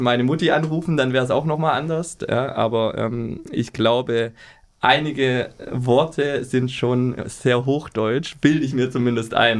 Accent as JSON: {"language": "German", "town": "Remseck am Neckar", "region": "Baden-Württemberg", "country": "Germany", "tie": "born or raised there", "accent": "Swabian", "moved": "as an adult", "lives_now": "Hamburg, Germany", "said": "ich komme aus der Nähe von Stuttgart, Remseck am Neckar"}